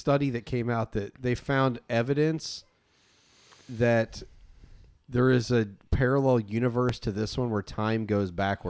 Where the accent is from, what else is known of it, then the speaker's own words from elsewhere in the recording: Indiana, United States; I'm from Indiana.